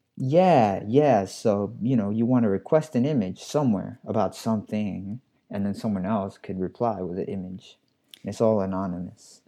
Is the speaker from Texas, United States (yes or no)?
no; New York City, New York, United States; I'm a New Yorker. I'm from the Bronx